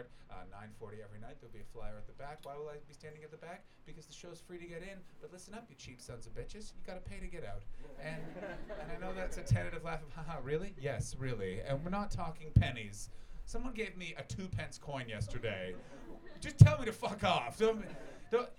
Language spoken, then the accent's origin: English; Canada; also born or lived in Toronto; I'm from Canada